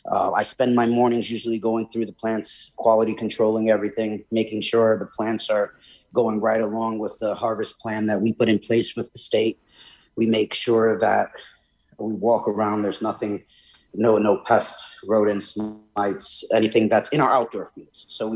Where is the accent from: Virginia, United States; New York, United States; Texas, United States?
New York, United States; New York City; moved away as an adult; now in Connecticut, United States; I'm from New York State, New York City originally, and then moved up here for college.